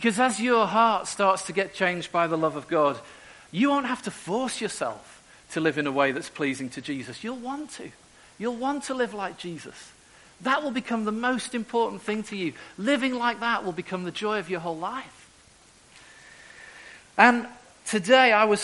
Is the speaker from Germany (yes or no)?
no; Merseyside, North West England, United Kingdom; moved away as an adult; also born or lived in Eastern Europe; now in Newcastle, United Kingdom; I'm originally from Merseyside, and I went up to Newcastle when I was 18